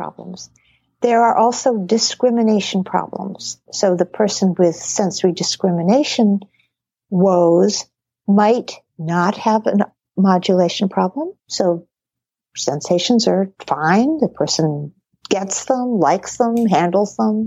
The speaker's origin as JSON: {"language": "English", "region": "New England", "country": "United States", "tie": "born or raised there", "said": "I grew up in New England"}